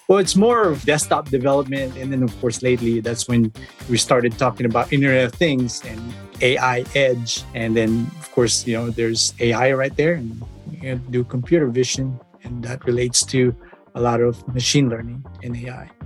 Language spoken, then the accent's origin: English; Philippines; moved away as an adult; I was born in the Philippines.